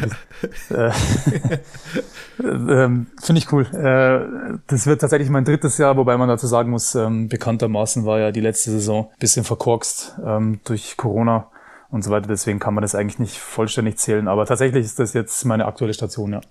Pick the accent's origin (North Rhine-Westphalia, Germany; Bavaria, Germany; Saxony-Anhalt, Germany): Bavaria, Germany; Prien am Chiemsee; das ist mein Heimatverein, also auch mein, mein Heimatort, wo ich geboren bin und aufgewachsen bin